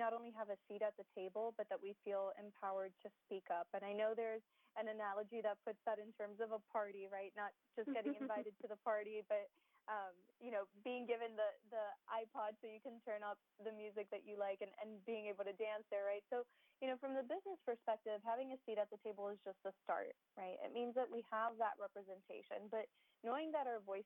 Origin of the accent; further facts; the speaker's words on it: Miami, Florida, United States; first language Spanish; English is a second language; also born or lived in Gainesville; Miami born and raised